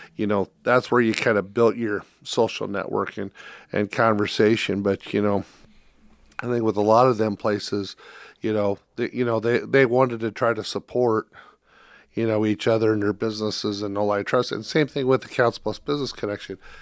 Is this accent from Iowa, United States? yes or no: yes; Iowa, United States; I grew up in Iowa